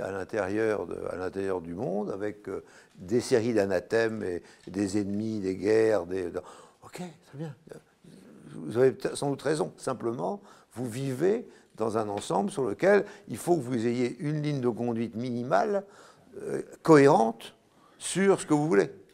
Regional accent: Brittany, France; je suis breton. Ma maison, est dans, ma maison où je suis né, où ma mère est morte à 99 ans, c'est du granit

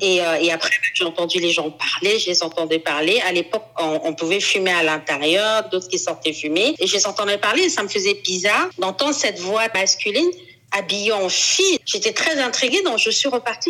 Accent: Cameroon; now in Paris, France; J'habite à Paris. Je suis camerounaise

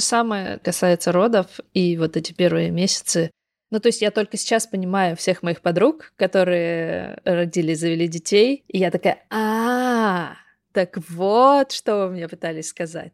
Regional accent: Kogalym, Khanty-Mansi Autonomous Okrug, Russia; also born or lived in Surgut; я вот выросла в Западной Сибири, в городе Кагалым. Это рядом с Сургутом, с Тюменью, вот в этом регионе

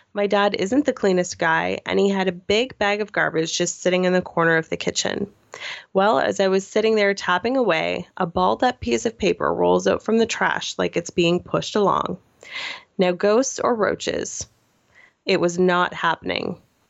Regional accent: Nova Scotia, Canada; moved away; My hometown is a former mining town in Nova Scotia. Growing up, I hated the place. And so as soon as the opportunity to leave presented itself, I was gone.

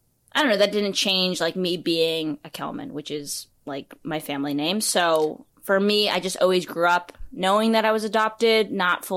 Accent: New York City, New York, United States; also born or lived in Wuhan, China; I was raised in New York, in Brooklyn

